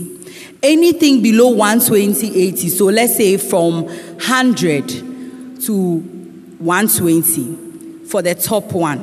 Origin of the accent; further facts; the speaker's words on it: Ghana; As Ghanaian women